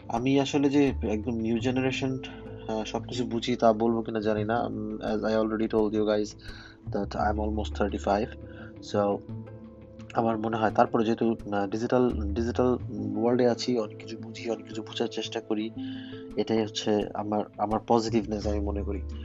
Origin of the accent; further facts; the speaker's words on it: Bangladesh; now in Germany; জার্মানিতে আমি একজন বাংলাদেশি জার্মান প্রবাসী